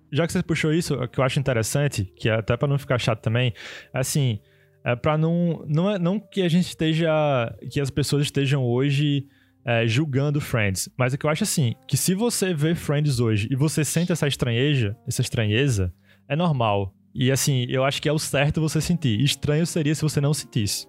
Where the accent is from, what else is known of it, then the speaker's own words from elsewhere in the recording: Brazil; a gente aqui no Brasil